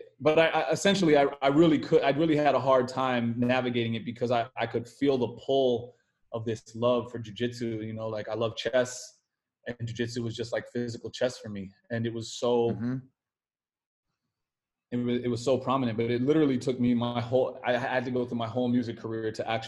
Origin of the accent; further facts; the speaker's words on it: upstate New York, United States; also born or lived in Brooklyn, New York; I spent the majority of my time in Brooklyn, but I grew up upstate New York, like went to high school upstate New York